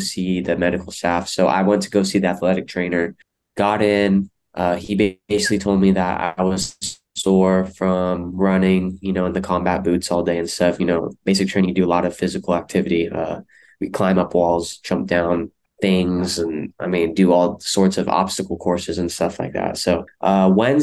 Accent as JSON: {"language": "English", "town": "Stockton", "region": "California", "country": "United States", "tie": "born or raised there", "said": "I'm born and raised in Stockton, California"}